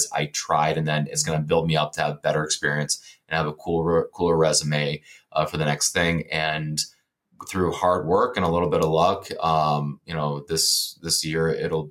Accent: Ohio, United States; moved away as an adult; also born or lived in Texas; now in Pittsburgh, United States; I'm originally from Ohio.

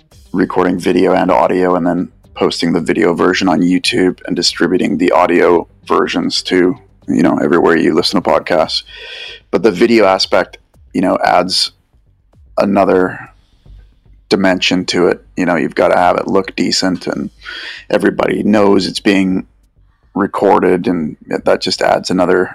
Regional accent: Vancouver, British Columbia, Canada; I'm from Vancouver

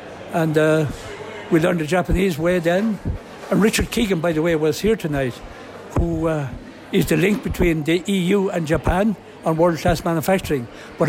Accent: Carlow, Leinster, Ireland; Very different times in the 1940s. I tell you, it was a tough time.

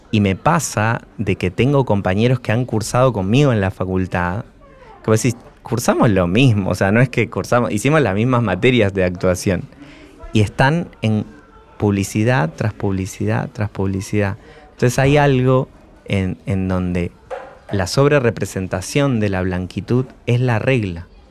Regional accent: Argentina; soy un argentino marrón

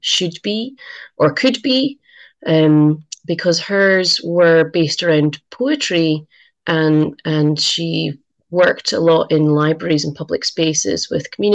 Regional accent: Edinburgh, Scotland, United Kingdom; now in Uig, Isle of Lewis, United Kingdom; I grew up in Edinburgh

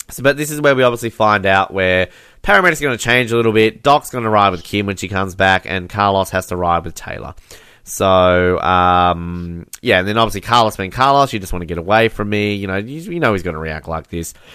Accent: Australia; I'm Australian

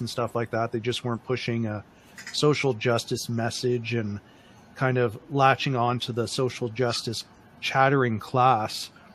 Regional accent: Windsor, Ontario, Canada; when I was growing up, I grew up in Windsor, Ontario

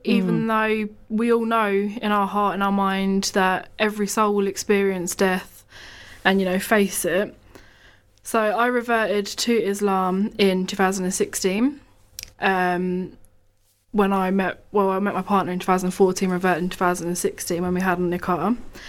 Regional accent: Bedford, East of England, United Kingdom; So, assalamu alaikum, everyone. … I'm from Bedford.

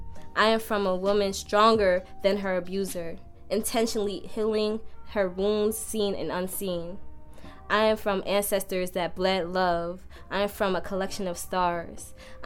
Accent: Newark, New Jersey, United States; I am from Westport, Newark, New Jersey, Hootersville. But even though I am more than in love with my city, that is where I was born.

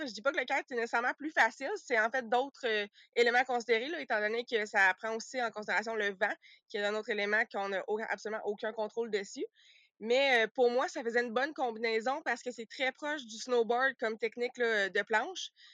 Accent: Sherbrooke, Quebec, Canada; moved away as an adult; also born or lived in Saguenay-Lac-Saint-Jean / Australia; originalement, moi, je suis de, Sherbrooke

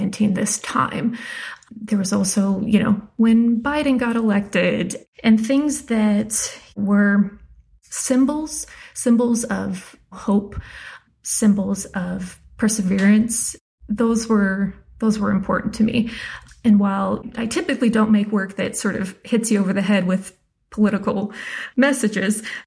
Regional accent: South Dakota, United States; moved away; also born or lived in Wyoming; I grew up in South Dakota and Wyoming.

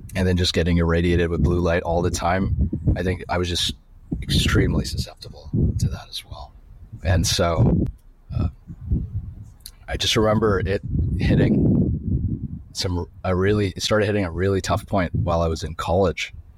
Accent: Sudbury, Ontario, Canada; I grew up in Canada. um, in a small town called Sudbury

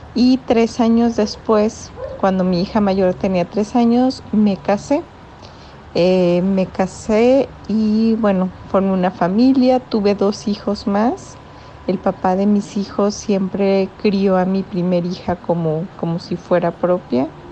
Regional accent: Mexico; soy de México

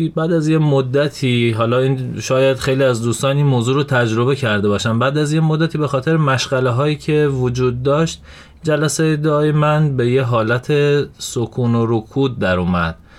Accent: Shiraz, Fars, Iran; توی شیراز به دنیا اومدم

